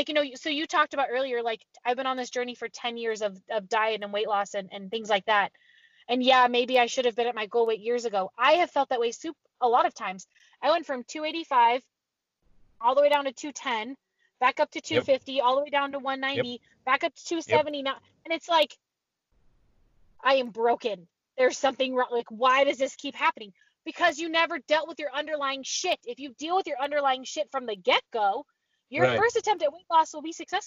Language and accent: English; Pacifica, California, United States; also born or lived in Woodland, California; I grew up in a beach town. It's called Pacifica, California